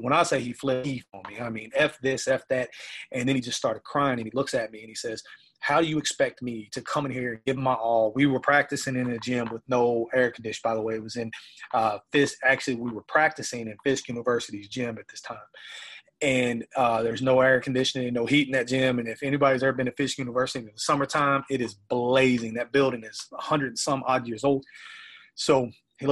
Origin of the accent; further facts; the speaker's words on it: Memphis, Tennessee, United States; moved away; I'm originally from Memphis, and Memphis is a very poverty-stricken city